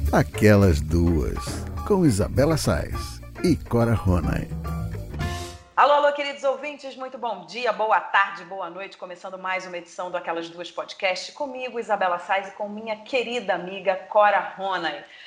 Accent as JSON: {"language": "Portuguese", "country": "Brazil"}